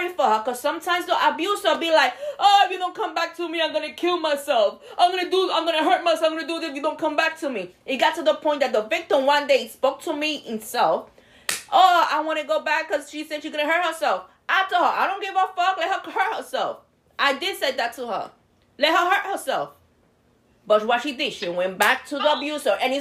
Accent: New York, United States; now in Florida, United States; I'm from New York. I didn't have a license when I moved to Florida

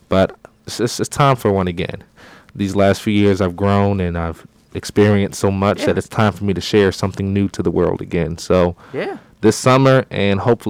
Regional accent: Virginia Beach, Virginia, United States; I am from Virginia Beach, Virginia, the 757

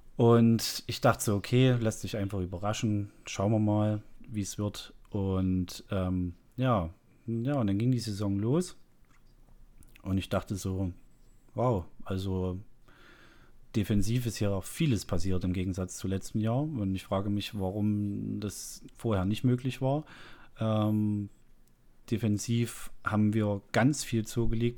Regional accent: lives in Zwickau, Saxony, East Germany, Germany; ich bin ja ein Ossi und bin äh, erst nach der Wende in den Kontakt gekommen mit äh, westlichen Dingen

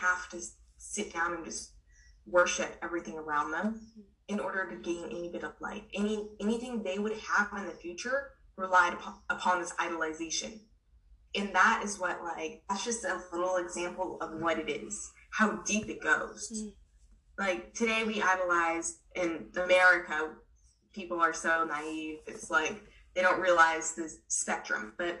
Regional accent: Myanmar; I grew up in Burma, and it's a Buddhist country.

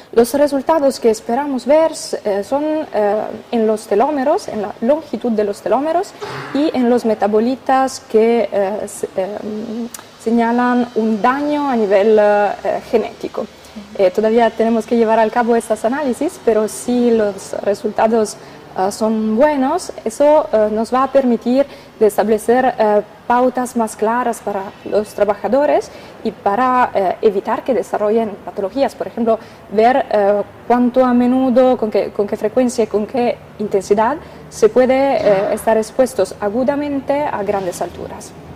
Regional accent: Italy; vengo de Italia

